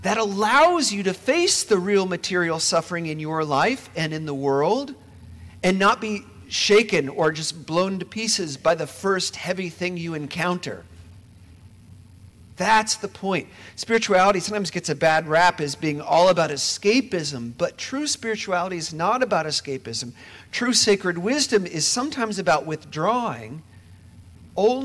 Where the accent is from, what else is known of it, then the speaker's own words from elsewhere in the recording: Indiana, United States; moved away; I'm from Indiana